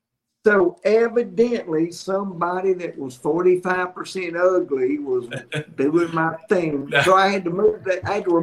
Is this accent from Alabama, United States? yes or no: yes; Alabama, United States; starting September 1, it goes into the ABC stores in my home state here in Alabama.